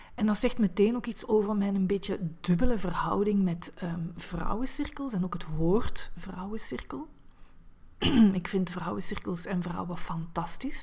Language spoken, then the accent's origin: Dutch; Diest, Flanders, Belgium; now in Antwerp, Belgium; Ik ben oorspronkelijk geboren in Diest, in België, ehm, tegen Limburg aan, ehm, maar ik woon ondertussen al vijftien jaar in Antwerpen